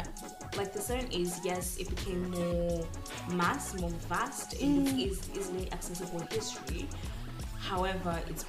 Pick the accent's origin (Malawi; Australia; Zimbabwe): Zimbabwe; now in United Kingdom; this is where I was born. Mm-hmm. This is where I spent a time of my life, my childhood. However, just because I don't rap it as much as I feel like I don't rap Zimbabwe. I rap being African more than I rap being Zimbabwean